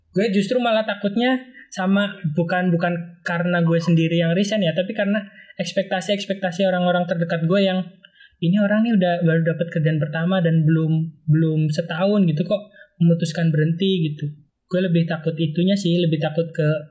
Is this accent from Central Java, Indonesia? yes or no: yes; Cilacap, Central Java, Indonesia; moved away as an adult; also born or lived in Bandung; now in Jakarta, Indonesia; asal dari Cilacap, lahir dan besar di sana, kuliah di Bandung, dan sekarang udah 10 bulan di Jakarta